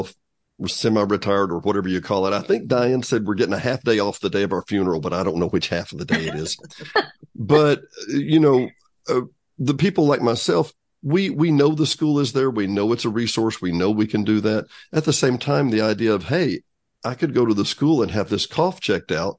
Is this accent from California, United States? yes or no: no; Arkansas, United States; I grew up in Arkansas, we all did here